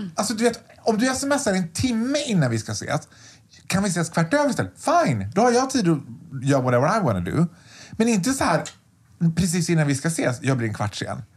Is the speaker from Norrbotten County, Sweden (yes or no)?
no; Borlänge, Dalarna County, Sweden; jag är född och uppvuxen i Borlänge